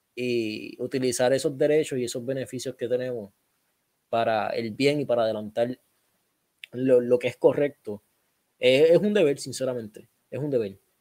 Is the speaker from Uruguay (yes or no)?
no; Puerto Rico; somos puertorriqueños, pero somos parte de Estados Unidos